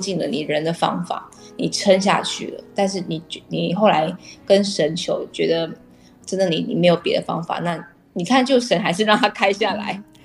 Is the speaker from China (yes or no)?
no; Tainan, Taiwan; 因为我本身是台南人，对于吃就特别的讲究